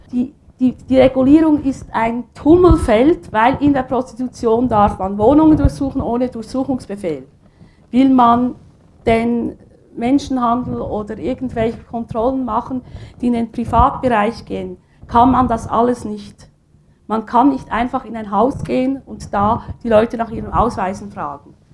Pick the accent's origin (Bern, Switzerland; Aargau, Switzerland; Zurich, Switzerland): Aargau, Switzerland; Ich komme aus dem Kanton Aargau.